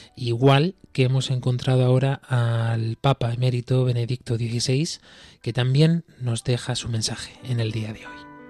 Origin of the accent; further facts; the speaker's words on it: Spain; nosotros aquí, desde España